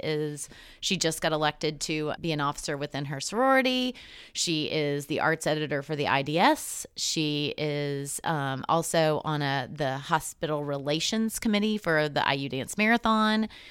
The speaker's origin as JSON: {"language": "English", "town": "Greeneville", "region": "Tennessee", "country": "United States", "tie": "born or raised there", "moved": "yes", "said": "Andrew Johnson was from my hometown. He had his, his, uh, tailor shop and two houses were in Greenville"}